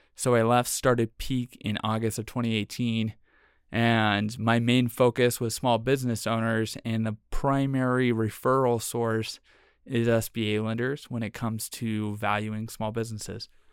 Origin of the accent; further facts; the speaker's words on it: San Francisco, California, United States; moved away as an adult; now in Utah, United States; I'm originally from the Bay Area in San Francisco